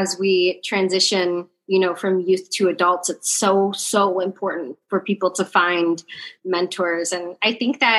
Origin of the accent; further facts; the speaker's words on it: southern Illinois, United States; moved away; I grew up in a really small town in southern Illinois, closer to Kentucky, not anywhere near Chicago